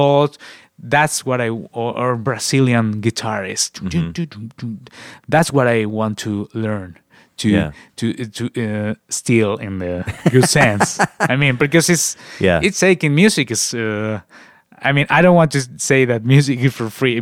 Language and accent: English; Spain; English is a second language; we have music in Spain, especially in the area where I was born